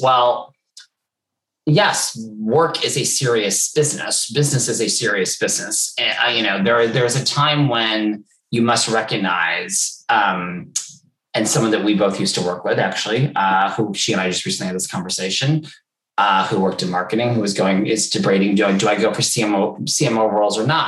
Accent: New York, United States; moved away as an adult; now in London, United Kingdom; I was from New York

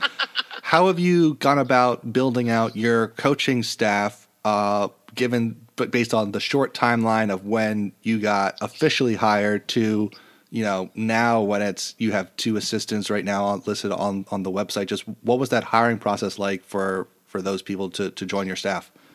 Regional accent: New York, United States; I'm a New Yorker

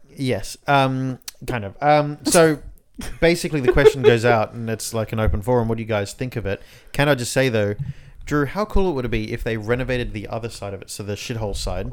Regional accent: Inner West, New South Wales, Australia; we're from the Inner West

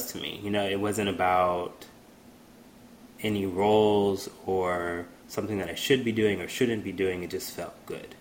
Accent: Houston, Texas, United States; a little boy, black boy growing up in Houston

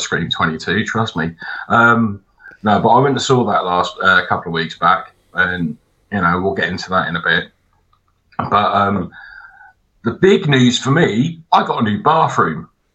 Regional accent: England, United Kingdom; I'm English

